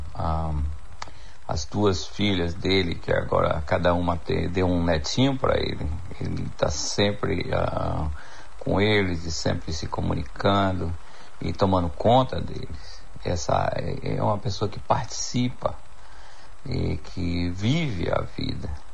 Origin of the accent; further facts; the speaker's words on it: Jacobina, Bahia, Brazil; now in Canada; sou filho de Jacobina, cresci em Jacobina